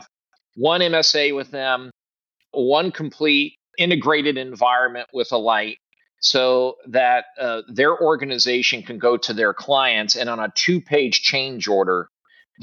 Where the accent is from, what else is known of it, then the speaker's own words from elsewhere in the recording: Midwest, United States; also born or lived in Southeast US; now in Southeast, United States; I'm a Midwesterner originally. Somehow I made it to the Southeast, where weather is slightly better.